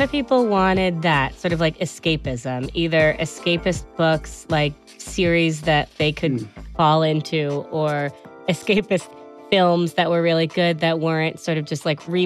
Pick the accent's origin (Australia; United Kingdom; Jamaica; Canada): United Kingdom; Bristol, South West England; I'm from Bristol in the UK.